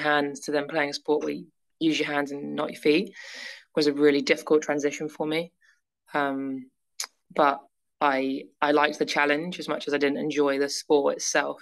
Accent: near Manchester, North West England, United Kingdom; also born or lived in Leeds; growing up near Manchester

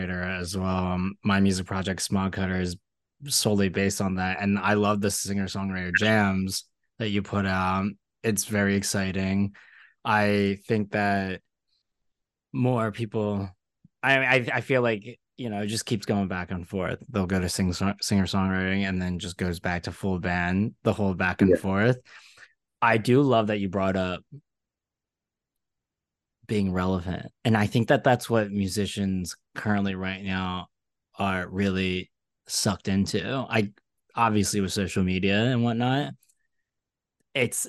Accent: Philadelphia, Pennsylvania, United States; also born or lived in Brooklyn, New York; now in New York City, United States; I'm from Philly

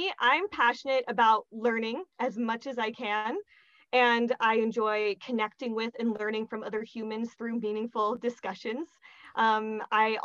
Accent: Montana, United States; moved away as an adult; now in Vienna, Austria; I am from Montana in the United States, and I have been living here in Vienna since 2014.

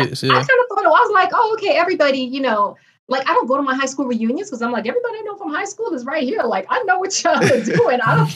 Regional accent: New York City, New York, United States; moved away as an adult; also born or lived in Brooklyn, New York / Florida; now in Colorado, United States; I am a proud Haitian American. I was born in Brooklyn. Mm-hmm. I am from New York, raised in Queens.

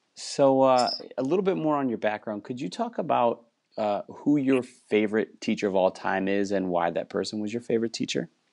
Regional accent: Wisconsin, United States; moved away as an adult; also born or lived in Minnesota; now in Texas, United States; I grew up in Wisconsin

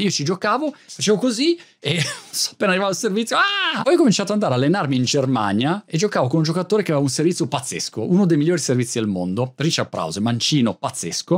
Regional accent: Milan, Lombardy, Italy; moved away as an adult; now in Brighton, United Kingdom; ricordo quando ero ragazzino a Milano dalla scuola, tutti i miei compagni di classe erano di Milano

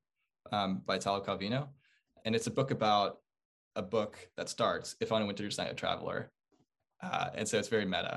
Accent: Chicago, Illinois, United States; moved away; I'm from Chicago, actually, originally

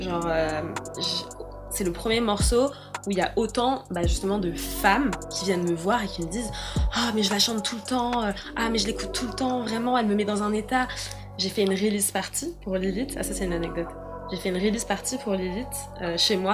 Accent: Paris, Île-de-France, France; 24 ans et je viens de Paris

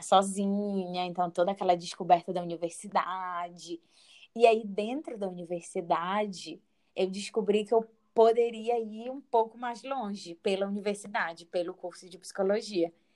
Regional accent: Pará, Brazil; moved away; Sou uma paraense morando no sul do Brasil

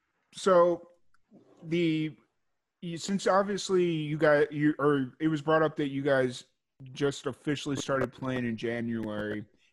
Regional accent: Chicago, Illinois, United States; I grew up in Chicago and I went to school at Southern Illinois.

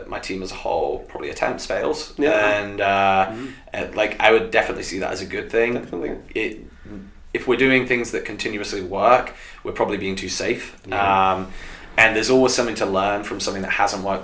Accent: United Kingdom; accent: British; my British accent

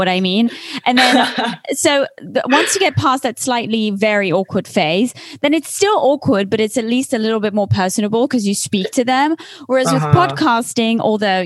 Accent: Switzerland; first language French; English is a second language; moved away as an adult; also born or lived in United Kingdom / Los Angeles; I'm actually from Switzerland, but I grew up in Switzerland

